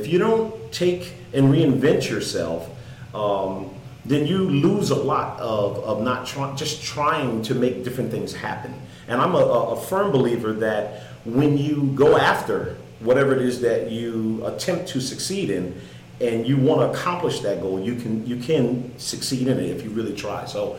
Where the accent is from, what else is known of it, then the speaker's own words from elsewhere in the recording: Stamford, Connecticut, United States; I come from Stamford, Connecticut, born and raised all my life.